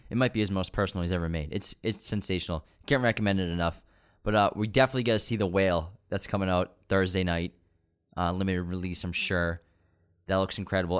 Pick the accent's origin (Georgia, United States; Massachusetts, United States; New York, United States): Massachusetts, United States; Waltham; born or raised there